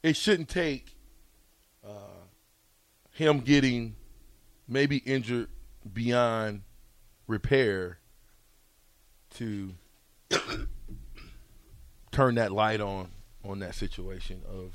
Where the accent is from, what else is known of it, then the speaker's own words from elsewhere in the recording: Nebraska, United States; I'm from Nebraska